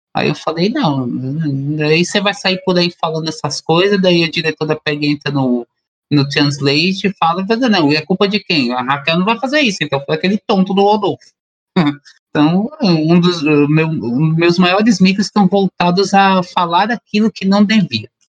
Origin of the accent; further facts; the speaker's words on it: Brazil; nós enquanto brasileiros